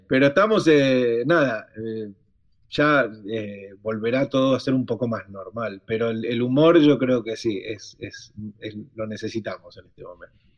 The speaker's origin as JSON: {"language": "Spanish", "country": "Argentina", "said": "somos tan italianos los argentinos"}